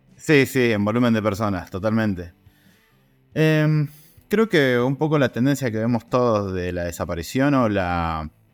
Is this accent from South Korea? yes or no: no; Río Negro, Argentina; now in Mendoza, Argentina; yo me vine a vivir acá a Mendoza en el año 2000 con una idea de ser periodista. Yo soy de Río Negro